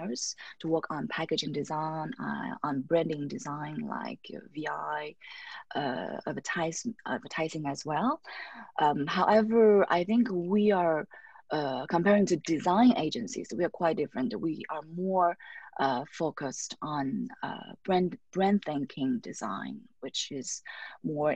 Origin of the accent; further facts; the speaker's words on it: China; also born or lived in Paris, France; now in Shanghai, China; I came back to China, my home country